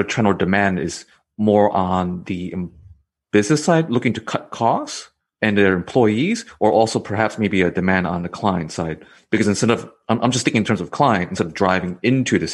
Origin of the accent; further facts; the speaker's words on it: New York City, New York, United States; moved away as an adult; now in Georgia, United States; for me, it's in Queens.